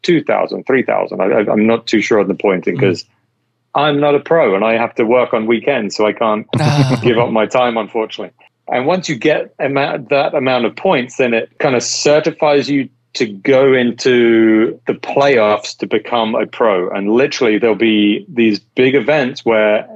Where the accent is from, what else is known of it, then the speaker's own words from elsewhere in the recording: United Kingdom; also born or lived in Las Vegas / Philadelphia; now in South Bay, Los Angeles, United States; Even though I'm British